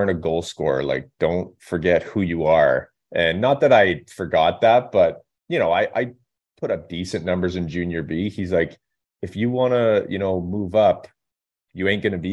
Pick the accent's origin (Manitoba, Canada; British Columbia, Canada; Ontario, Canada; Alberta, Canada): British Columbia, Canada; Revelstoke; Revelstoke, my hometown. So you grow up watching the team as a young kid, going to the games